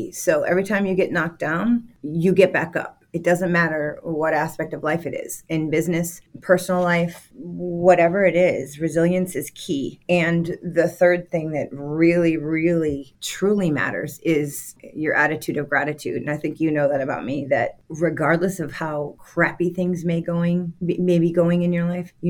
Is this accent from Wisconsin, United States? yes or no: yes; Green Bay, Wisconsin, United States; now in Atlanta, United States; I grew up in Green Bay, Wisconsin.